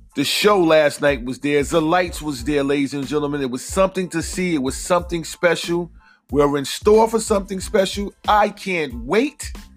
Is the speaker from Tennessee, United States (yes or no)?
no; New York, United States; I am a New Yorker